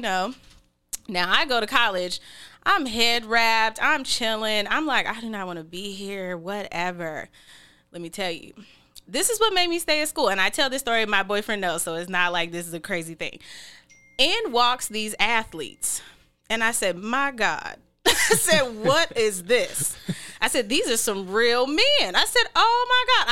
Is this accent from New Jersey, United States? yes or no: no; Seattle, Washington, United States; I'm from Seattle and you know, I'll probably be here who knows how much longer, but probably a while